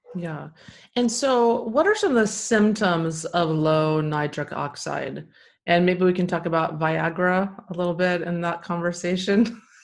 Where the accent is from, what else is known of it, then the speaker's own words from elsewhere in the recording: Texas, United States; I grew up in Texas